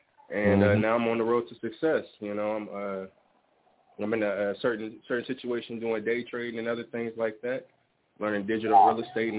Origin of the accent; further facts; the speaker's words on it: Las Vegas, Nevada, United States; I'm from Las Vegas. I'm actually here now.